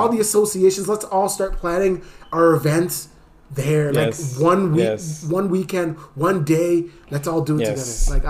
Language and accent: English; Ghana; English is a second language; no matter if you were being belittled at school for being Ghanaian, for not being able to speak English properly, there was a place once a year that you could go